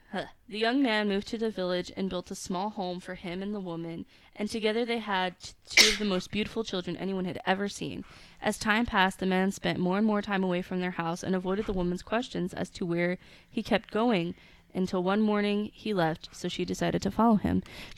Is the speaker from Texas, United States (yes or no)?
yes; San Antonio, Texas, United States; I come from South Texas. To be more exact, I'm from San Antonio, and I come from a primarily Hispanic family.